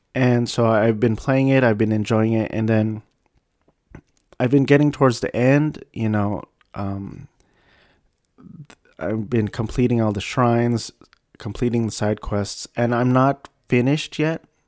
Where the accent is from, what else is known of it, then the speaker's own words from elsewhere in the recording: United States; I was born and raised in the States